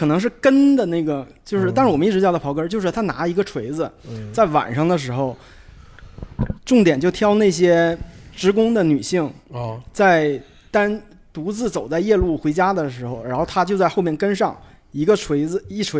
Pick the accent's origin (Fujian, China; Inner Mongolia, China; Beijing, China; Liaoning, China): Liaoning, China; Shenyang; 我是燕粉街出生的人，嗯，我也是在燕粉街长大的人。